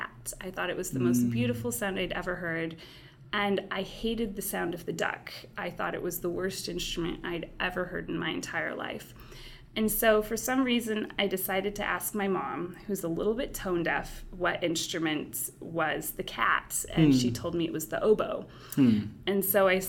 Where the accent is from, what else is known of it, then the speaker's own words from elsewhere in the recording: Omak, Washington, United States; also born or lived in Cleveland; I'm actually originally from a little town in north central Washington. I'm from Omak, Washington.